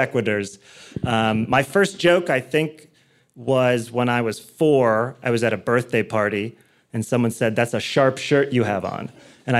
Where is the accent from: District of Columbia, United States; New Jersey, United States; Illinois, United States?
Illinois, United States; Chicago; I was born and raised in Chicago, Illinois, in the Lincoln Park area on the north side of the city